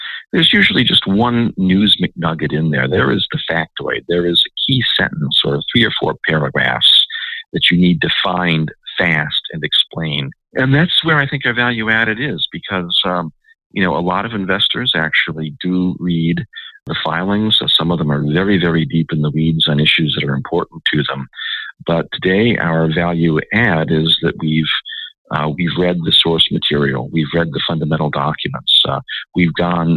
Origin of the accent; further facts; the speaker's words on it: Washington, District of Columbia, United States; I grew up in Washington